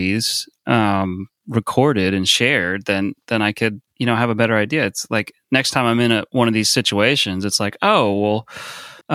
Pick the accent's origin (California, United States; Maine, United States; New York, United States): California, United States; South Bay; now in San Francisco, United States; I grew up in the South Bay. It's like San Jose, Santa Cruz kind of area.